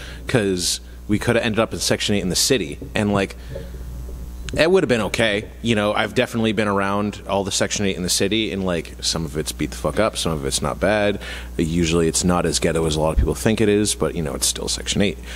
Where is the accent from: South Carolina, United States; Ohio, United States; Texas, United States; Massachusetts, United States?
Massachusetts, United States; Mattapoisett; I grew up in Mattapoisett, which is, like, a rich white town for the most part